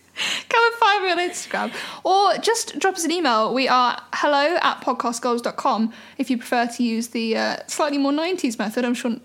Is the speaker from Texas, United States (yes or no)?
yes; Texas, United States; I'm from Texas, y'all.